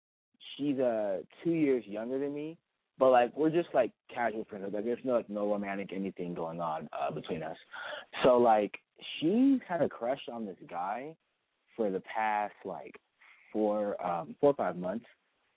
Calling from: Studio City, California, United States; Studio City 18.

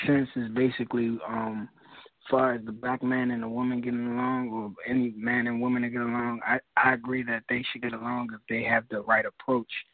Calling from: Washington, District of Columbia, United States; I'm calling from Washington. D.C.

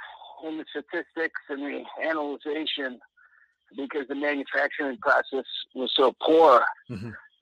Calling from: Mexico; in Yashkaba, Mexico.

